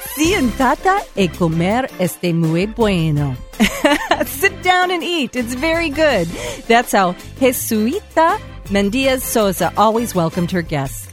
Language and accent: English; Texas, United States; growing up in Texas